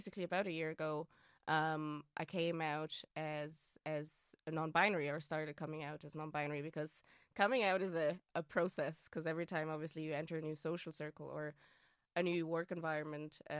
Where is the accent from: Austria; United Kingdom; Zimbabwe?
Austria; English is a second language; moved away; also born or lived in Hamburg, Germany; So I am Austrian. English is not my first language.